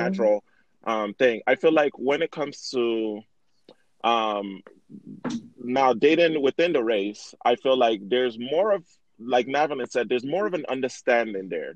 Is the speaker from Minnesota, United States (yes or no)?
no; Miami, Florida, United States; now in Utah, United States; I grew up in Miami